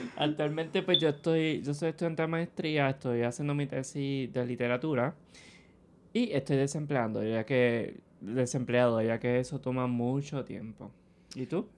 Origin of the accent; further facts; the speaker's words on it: Ponce, Puerto Rico; moved away as an adult; now in San Juan, Puerto Rico; soy de Ponce. Vine acá a estudiar a San Juan